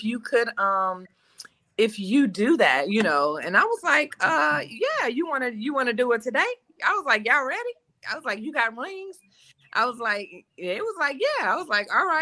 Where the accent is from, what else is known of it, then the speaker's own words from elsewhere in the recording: Detroit, Michigan, United States; now in Nashville, United States; I am from Detroit, currently live outside of Nashville, Tennessee.